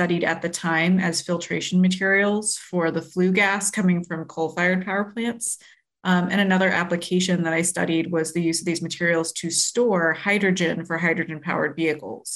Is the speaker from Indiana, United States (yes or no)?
no; Maryland Agricultural Reserve, United States; now in Chicago, United States; I grew up in the Maryland Agricultural Reserve